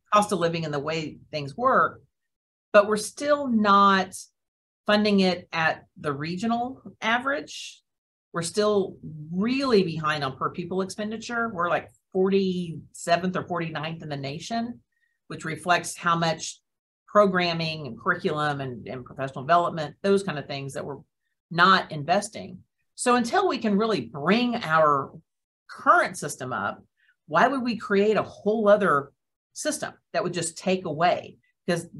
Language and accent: English; Perry, Oklahoma, United States; moved away; my hometown. So Perry doesn't have another private school